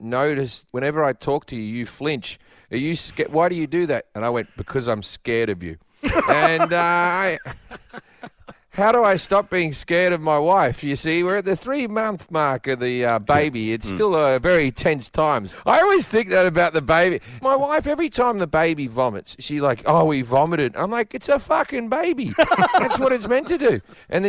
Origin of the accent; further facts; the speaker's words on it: Australia; moved away as an adult; as an Australian, I talk differently